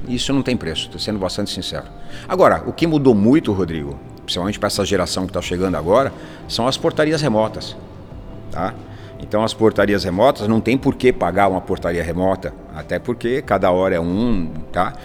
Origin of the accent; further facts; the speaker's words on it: São Paulo, Brazil; Nasci na Zona Norte, cresci na Zona Norte, estudei na Zona Norte